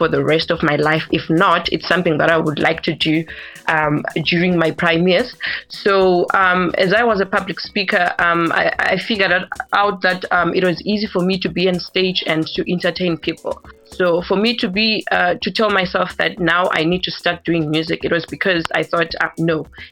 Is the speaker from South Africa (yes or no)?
yes; Tembisa, Gauteng, South Africa; also born or lived in Bulawayo, Zimbabwe; I grew up in Tembisa